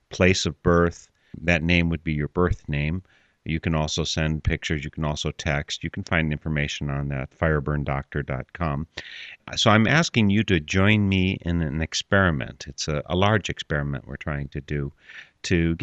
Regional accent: Wisconsin, United States; I'm from Wisconsin and not Missouri

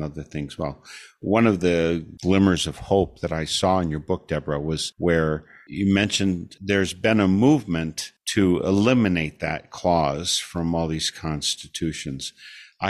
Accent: Wisconsin, United States; also born or lived in Togo; growing up in Wisconsin

